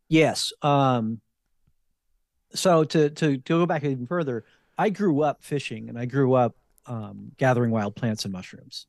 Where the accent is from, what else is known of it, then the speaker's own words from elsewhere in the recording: New Jersey, United States; also born or lived in Fredericksburg, Virginia / Richmond, Virginia; now in Sacramento, United States; I grew up in New Jersey